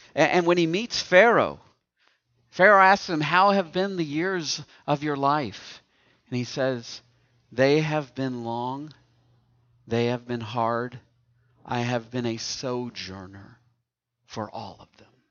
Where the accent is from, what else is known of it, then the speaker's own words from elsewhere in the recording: East Tennessee, United States; now in Indiana, United States; I'm from East Tennessee. And, and I know growing up in East Tennessee that you can tell I'm from East Tennessee